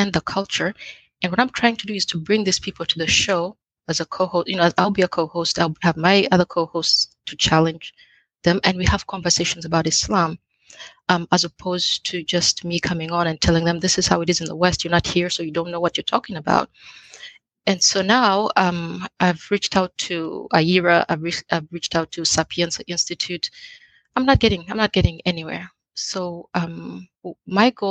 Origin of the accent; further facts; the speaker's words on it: Uganda; moved away as an adult; now in United States; I was born and raised in East Africa, in Uganda